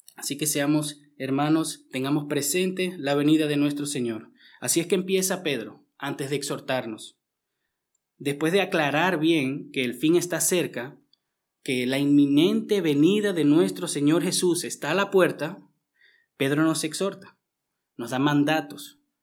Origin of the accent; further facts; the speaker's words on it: Venezuela; also born or lived in Austria; now in Vienna, Austria; yo que vengo de Venezuela